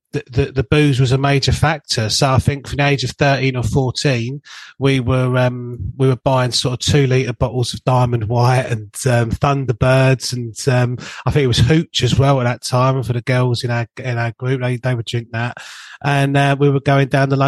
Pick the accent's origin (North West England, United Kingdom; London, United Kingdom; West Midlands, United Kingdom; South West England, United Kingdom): London, United Kingdom; Bexleyheath; as a young lad growing up in Bexley Heath in Southeast London